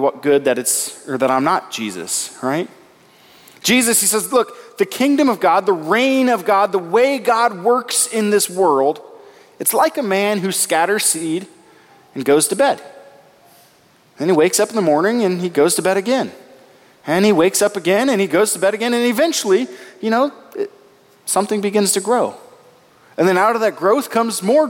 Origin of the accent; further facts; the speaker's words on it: Nebraska, United States; I grew up in Nebraska, and I had the privilege for 1 year of living on a farm.